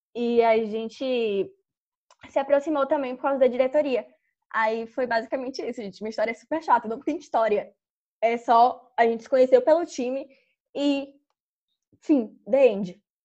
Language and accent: Portuguese; Jequié, Bahia, Brazil; venho do interior da Bahia, de Jequié, cidade das mochilas gigantes